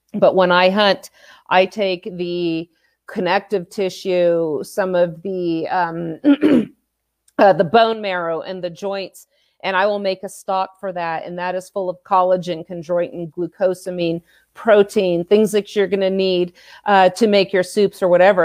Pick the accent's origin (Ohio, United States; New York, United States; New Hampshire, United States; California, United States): California, United States; born and raised in California